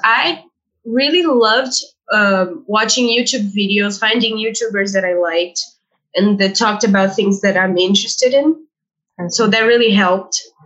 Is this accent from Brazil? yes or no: yes; Brazil; first language Portuguese; English is a second language; Portuguese, obviously, because I was born in Brazil.